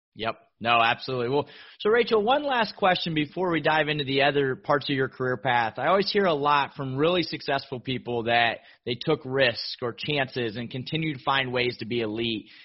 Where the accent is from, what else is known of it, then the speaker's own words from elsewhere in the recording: Miami, Florida, United States; here in my hometown of Miami, Florida